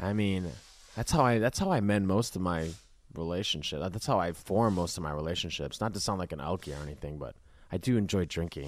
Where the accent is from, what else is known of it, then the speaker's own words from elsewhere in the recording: Minnesota, United States; I grew up in Minnesota